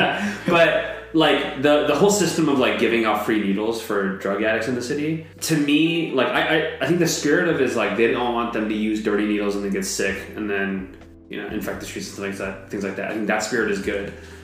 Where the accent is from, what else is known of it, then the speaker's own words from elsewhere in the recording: San Francisco Bay Area, California, United States; I wasn't born in San Francisco. I was mostly raised around this area. So even when I tell people, like when I'm traveling, they say, where are you from? I usually say the San Francisco Bay Area.